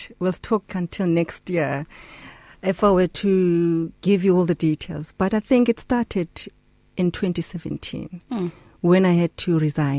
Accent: Port Elizabeth, Eastern Cape, South Africa; I'm from Port Elizabeth.

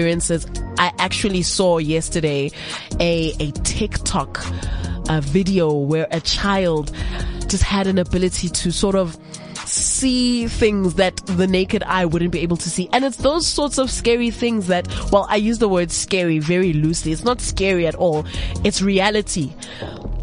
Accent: South Africa; being a South African woman

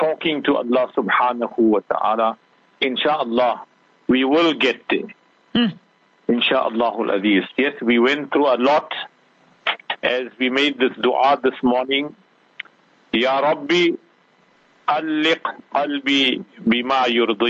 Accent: South Africa; we are proudly South African.

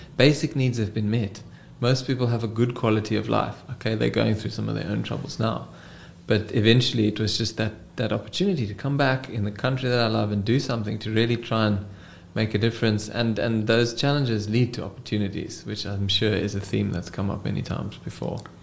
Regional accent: Cape Town, Western Cape, South Africa; I am from Cape Town, the Cape Town boy through and through. Did my schooling here, varsity, and now I live and work in this beautiful city of ours

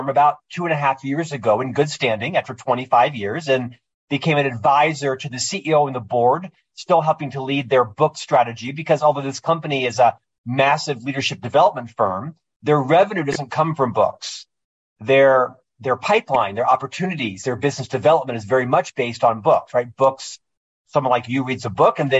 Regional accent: Orlando, Florida, United States; moved away as an adult; now in Utah, United States; I'm from Orlando, Florida, originally. Born and raised there

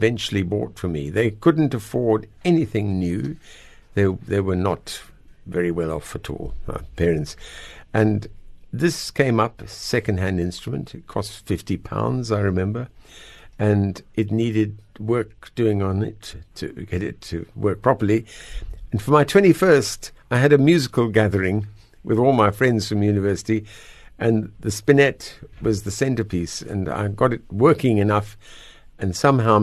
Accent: Natal South Coast, KwaZulu-Natal, South Africa; moved away as an adult; also born or lived in Pretoria / England / Cape Town; now in Noordhoek, South Africa; We lived in Natal, South Coast, Yvongo Beach

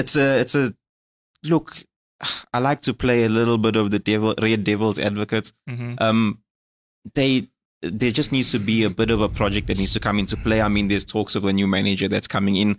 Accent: South Africa; as a South African

